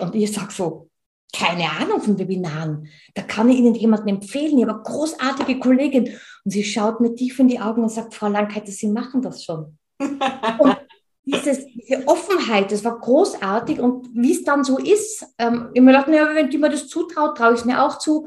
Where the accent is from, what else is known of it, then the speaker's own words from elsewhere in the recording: Tyrol, Austria; Und ich bin Tirolerin, wie man unschwer hört.